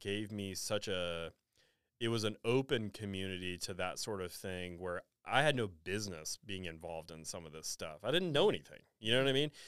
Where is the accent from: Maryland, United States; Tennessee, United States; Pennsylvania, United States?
Tennessee, United States; Nashville; I grew up in Nashville